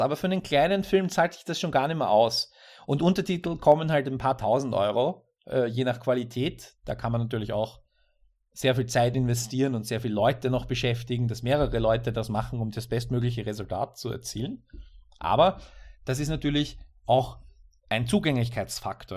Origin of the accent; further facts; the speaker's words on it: Austria; als Österreicher